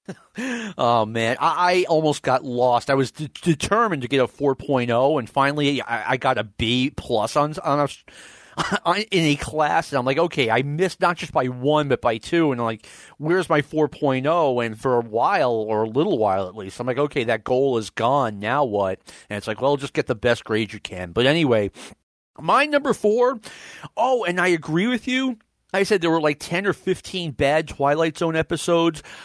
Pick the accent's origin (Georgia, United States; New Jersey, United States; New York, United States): New York, United States; growing up in New York